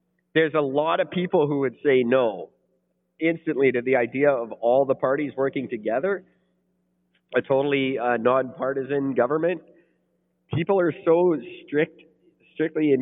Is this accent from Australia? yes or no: no; Canada